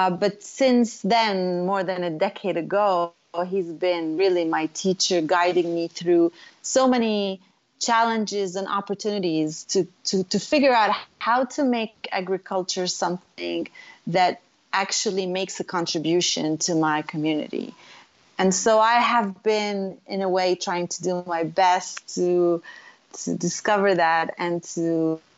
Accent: Beit Jala, Bethlehem Governorate, Palestine; moved away; also born or lived in Jerusalem / North Carolina / California; I was born in Jerusalem, and I was raised in a little town called Beit Jala. It's in the Bethlehem district, so it's really Bethlehem

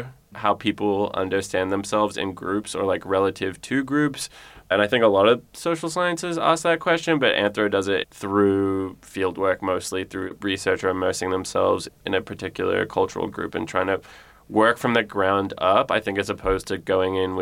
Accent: Geelong, Victoria, Australia; moved away as an adult; I am from Geelong, Australia.

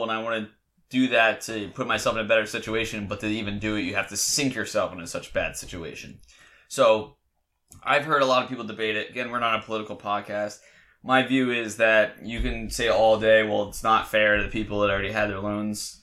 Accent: Delaware, United States; I went to Delaware, and I was from Delaware, so I got a really good deal.

